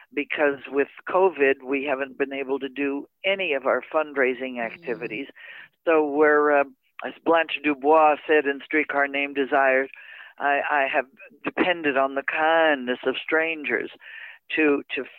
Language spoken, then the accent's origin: English; Verdun, Quebec, Canada; moved away; also born or lived in Montreal; I was born in Montreal, Canada.